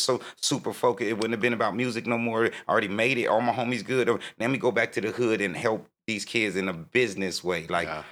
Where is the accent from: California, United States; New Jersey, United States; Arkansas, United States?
California, United States; Oceanside; also born or lived in New York; I'm from Oceanside, 1980.